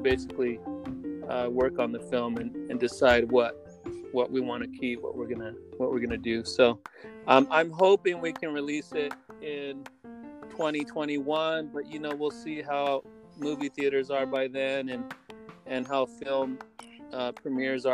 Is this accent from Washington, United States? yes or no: no; Salinas, California, United States; me growing up in Salinas, California